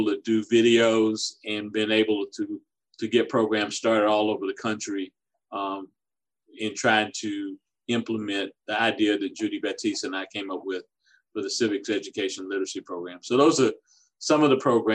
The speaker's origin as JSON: {"language": "English", "town": "Orangeburg", "region": "South Carolina", "country": "United States", "tie": "born or raised there", "said": "I grew up in my hometown of Orangeburg, South Carolina"}